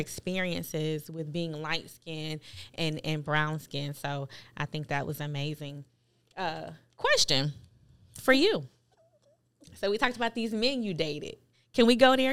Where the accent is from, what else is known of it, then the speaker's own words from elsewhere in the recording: Buffalo, New York, United States; as a kid, um, growing up in Buffalo, New York